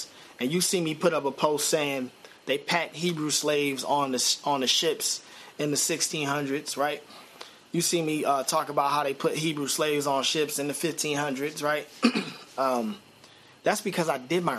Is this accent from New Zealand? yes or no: no; Philadelphia, Pennsylvania, United States; I'm from North Philly. I'm from the hood.